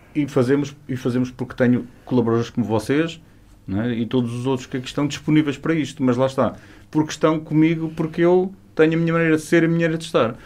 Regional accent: Chaves, Norte, Portugal; moved away; also born or lived in Vila Real; Chaves é... É minha terra.

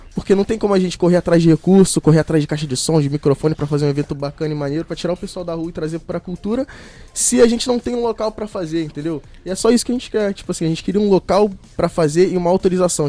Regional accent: Rio de Janeiro, Brazil; moved away as an adult; now in Rio das Ostras, Brazil; eu nasci ali no Rio de Janeiro, na Ilha do Governador

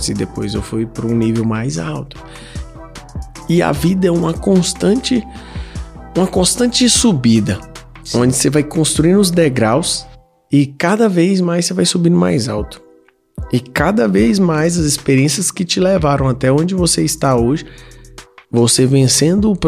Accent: Iporá, Goiás, Brazil; also born or lived in Goiânia; now in São Paulo, Brazil; quando eu vim para São Paulo, né, quando eu mudei de Iporá para Goiânia, de Goiânia para São Paulo

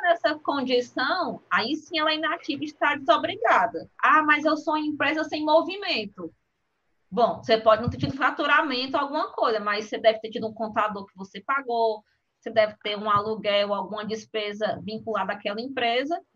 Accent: Brazil; como bom brasileiros que somos

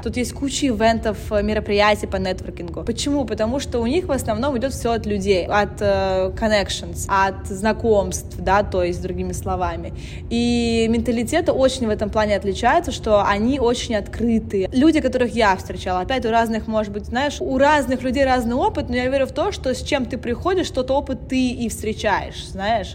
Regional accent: United States; moved away; also born or lived in Russia; я выросла в США

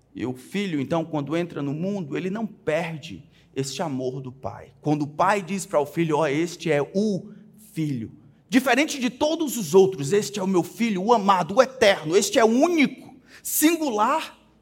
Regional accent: Brazil; Nós crescemos, irmãos, principalmente aqui no Brasil

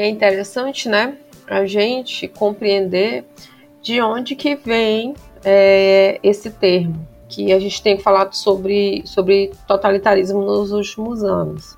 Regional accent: Bacabal, Maranhão, Brazil; eu sou do interior do Maranhão, gente. sou de Bacabal, viu?

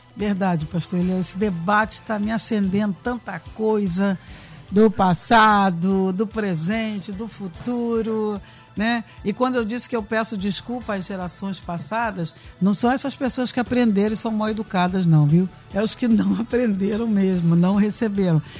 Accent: Brazil; eu sou brasileira, dá licença. Esquecendo partido, tudo, eu sou brasileira, ponto

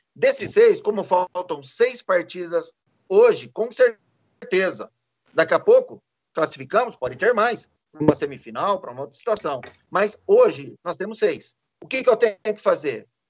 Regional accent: São Paulo, Brazil; moved away as an adult; also born or lived in Santa Catarina; Eu sou paulista, é, sempre tive no interior.

